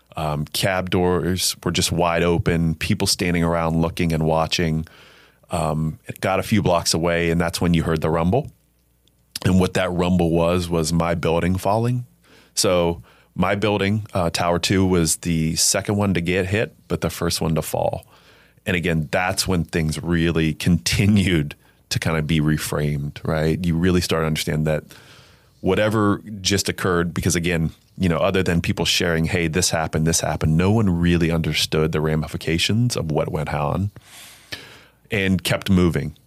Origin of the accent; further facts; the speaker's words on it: Alliance, Ohio, United States; I'm born and raised in Northeast Ohio, um, from Alliance, Ohio